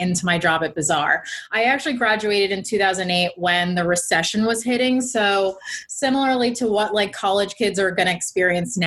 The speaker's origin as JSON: {"language": "English", "country": "United States", "tie": "born or raised there", "said": "I grew up near New York City"}